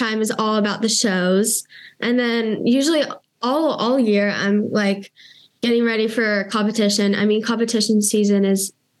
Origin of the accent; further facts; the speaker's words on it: United States; I'm like the American and it's like the odd one out.